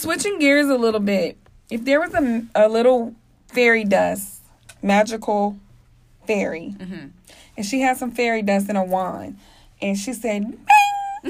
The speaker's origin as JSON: {"language": "English", "region": "Kansas", "country": "United States", "said": "It's kind of ironic because I'm from all over. Like, I'm from Kansas. I've lived all over."}